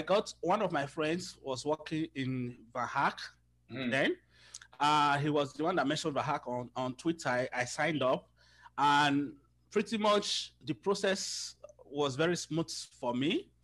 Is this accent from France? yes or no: no; Nigeria; moved away as an adult; also born or lived in Lagos, Nigeria; now in Toronto, Canada; I am from Nigeria. I lived in Lagos.